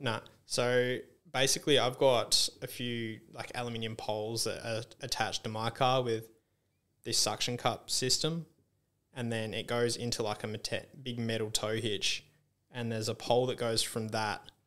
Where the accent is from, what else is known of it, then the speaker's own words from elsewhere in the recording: Esperance, Western Australia, Australia; I grew up in Esperance and there's, like, heaps of farming and stuff around